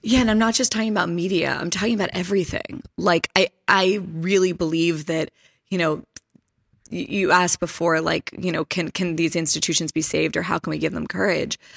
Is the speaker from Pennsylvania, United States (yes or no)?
yes; Pittsburgh, Pennsylvania, United States; I'm from Pittsburgh